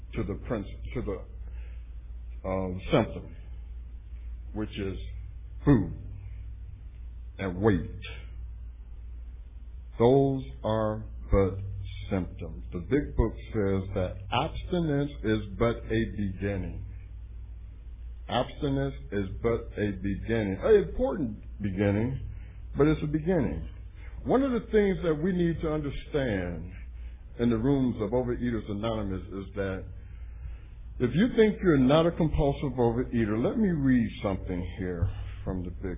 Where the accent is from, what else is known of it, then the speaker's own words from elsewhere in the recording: Cleveland, Ohio, United States; my hometown